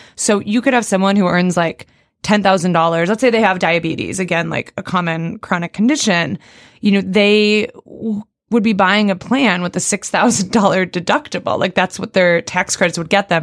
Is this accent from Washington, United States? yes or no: yes; Seattle suburbs, Washington, United States; moved away; I grew up in the Seattle suburbs